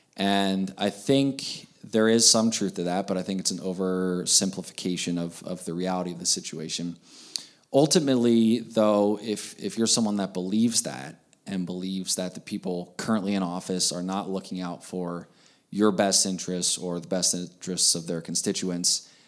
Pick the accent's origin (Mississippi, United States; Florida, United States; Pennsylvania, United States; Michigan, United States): Pennsylvania, United States; moved away as an adult; now in Montana, United States; I grew up in Pennsylvania. Uh, lived there my, my entire childhood and adolescence